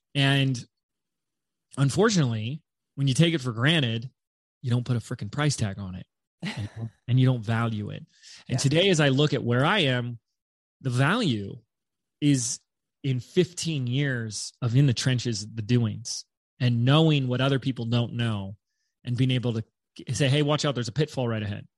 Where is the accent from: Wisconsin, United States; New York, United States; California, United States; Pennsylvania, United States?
California, United States; Laguna Beach; i was living in my hometown of laguna beach california at the time